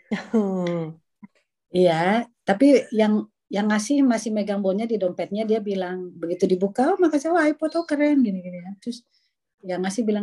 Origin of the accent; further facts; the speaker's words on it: Indonesia; now in Netherlands; Aku yang baru datang dari Indonesia kan kejut-kejut tahun 95 ya.